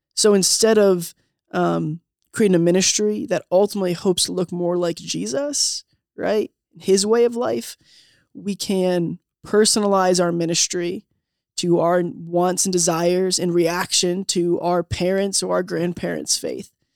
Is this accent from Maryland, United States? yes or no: yes; Southern Maryland, United States; moved away as an adult; also born or lived in Delaware / Indiana; I grew up in Southern Maryland, a little bit in Delaware.